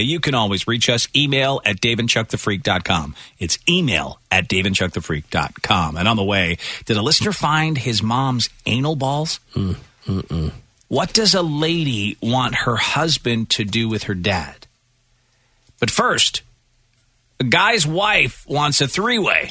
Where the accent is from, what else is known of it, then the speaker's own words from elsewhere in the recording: Northern Ireland, United Kingdom; now in United States; This was at a branch in Northern Ireland, my hometown.